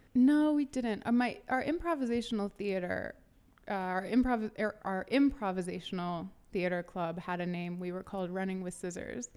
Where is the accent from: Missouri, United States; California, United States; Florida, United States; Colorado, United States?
Missouri, United States; St. Louis; also born or lived in Atlanta, Georgia / New York; we moved to Saint Louis, um, right before I started fifth grade. And I lived in Saint Louis through high school